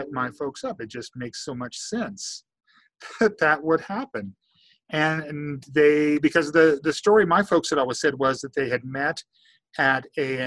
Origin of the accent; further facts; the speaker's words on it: Hanover, Kansas, United States; moved away; My dad farmed in north central Kansas in Washington County